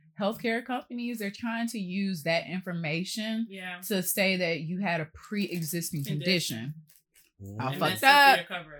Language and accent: English; United States